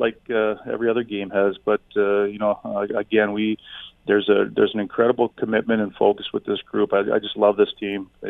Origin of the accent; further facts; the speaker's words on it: Hamilton, Ontario, Canada; being born and raised in Hamilton, knowing the passion that we have for hockey in our city